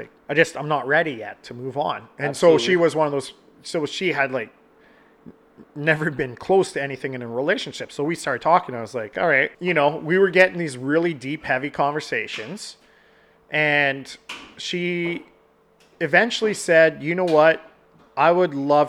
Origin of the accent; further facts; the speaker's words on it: Canada; I'm Canadian